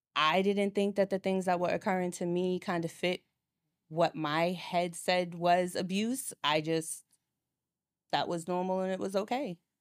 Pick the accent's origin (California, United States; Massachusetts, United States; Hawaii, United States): Massachusetts, United States; Boston; moved away as an adult; now in Atlanta, United States; I'm originally from Boston